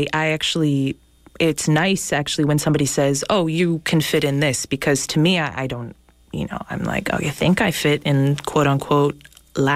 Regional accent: France; moved away; I grew up in France. I did basically my middle school, high school in France.

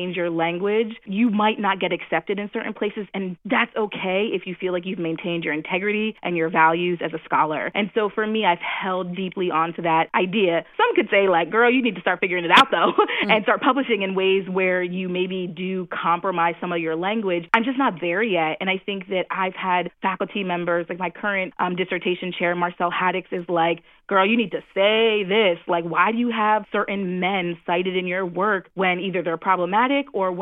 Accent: New Jersey, United States; I'm from New Jersey

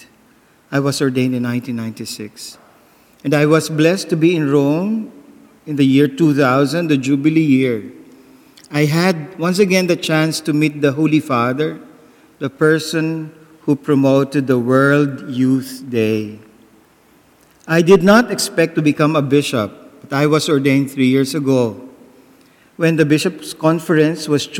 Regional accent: Daet, Bicol Region, Philippines; I come from the Philippines, from Dait Camarines Norte.

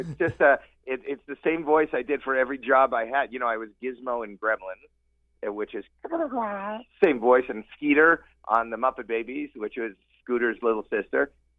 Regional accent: Toronto, Ontario, Canada; I'm actually Canadian myself.

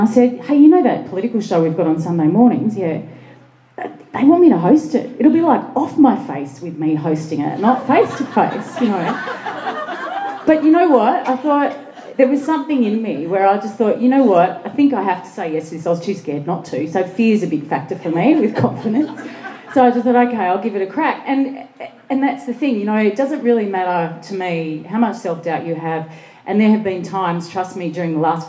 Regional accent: Sydney, New South Wales, Australia; I grew up in Western Sydney

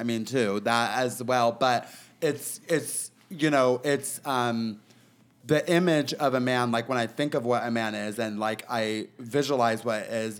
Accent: Peoria, Illinois, United States; also born or lived in Los Angeles; now in Palm Springs, United States; I was born in Illinois in a town called Peoria.

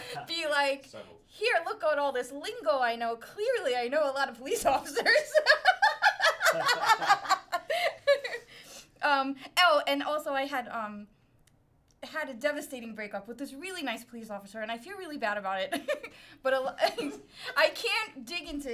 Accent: New York City, New York, United States; accent: Brooklyn; I'm from Brooklyn. Usually people can tell immediately from the accent. Born and raised, not a transplant, grew up there

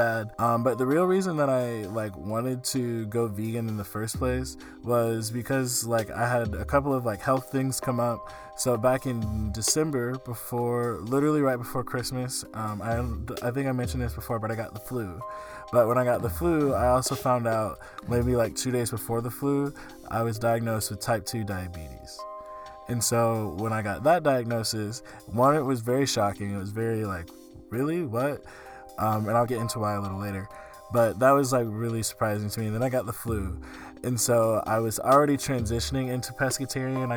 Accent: the South, United States; I grew up in the South

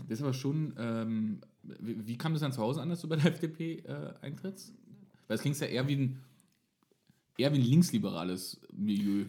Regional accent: Frankfurt, Brandenburg, Germany; ich komme aus Ostdeutschland, Frankfurt-Oder

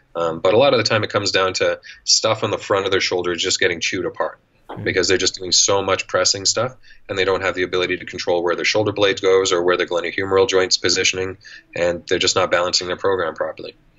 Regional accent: Canada; accent: Canadian; also born or lived in Edmonton, Alberta; if you can't tell by the accent, I'm Canadian. I live in Edmonton, Alberta

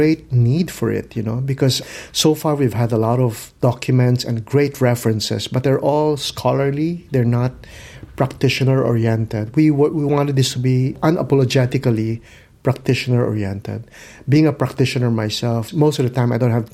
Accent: Philippines; I come from the Philippines.

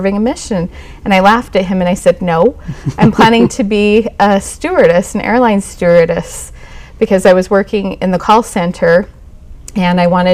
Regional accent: Farmington, Utah, United States; also born or lived in Kaysville, Utah; I grew up in Davis County

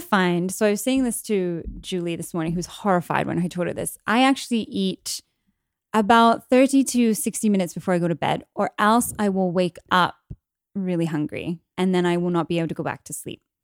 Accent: England, United Kingdom; moved away; I'm English, born in England, grew up in England

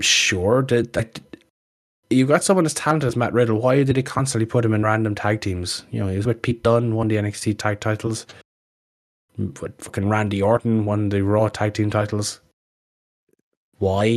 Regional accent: Ireland; we're a small country

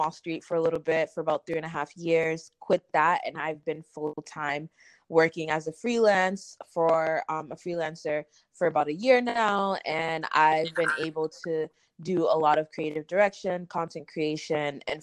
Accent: Massachusetts, United States; moved away as an adult; also born or lived in New York City; I'm originally from Massachusetts. Um, I guess we have the mutual friend Lily. Um, I'm, um, we're both from Massachusetts, I guess, and then we have um, I'm also of Caribbean descent. My parents are Haitian.

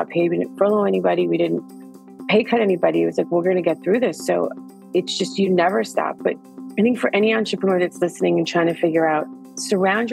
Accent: Yonkers, New York, United States; I was from Yonkers

